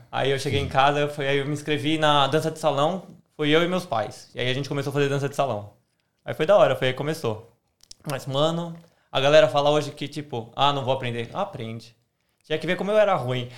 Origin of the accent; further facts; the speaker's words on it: São Paulo, Brazil; moved away as an adult; also born or lived in Melbourne, Australia; now in Australia; sou paulista também